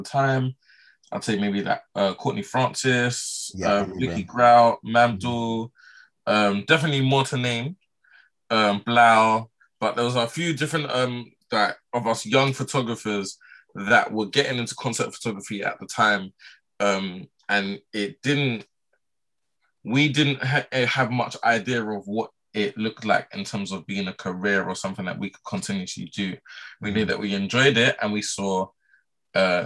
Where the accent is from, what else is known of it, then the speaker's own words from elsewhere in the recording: London, United Kingdom; I'm from Southwest, Mitcham, Southwest London